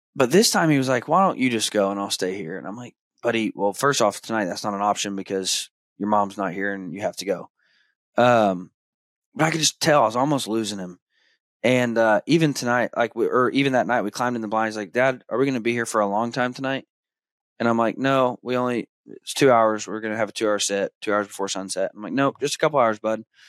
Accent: Arkansas, United States; now in Kansas, United States; I grew up hunting deer in Arkansas

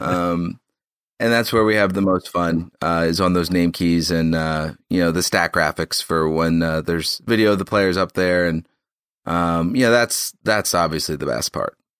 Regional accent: Philadelphia, Pennsylvania, United States; moved away as an adult; now in Boston, United States; I'm from Philadelphia

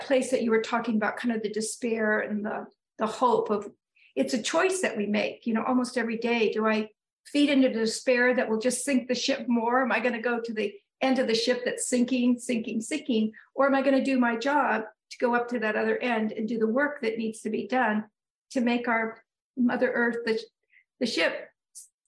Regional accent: Northern California, United States; moved away as an adult; now in New England, United States; I moved here about a little over 34 years ago. I grew up in Northern California.

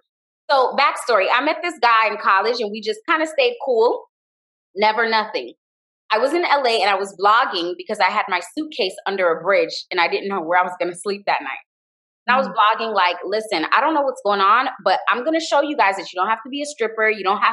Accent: Jamaica; And I say this because I'm Jamaican, you know, we're colonized by the British

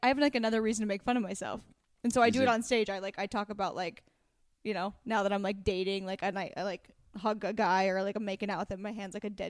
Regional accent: West Coast, United States; Well, we're from the West Coast.

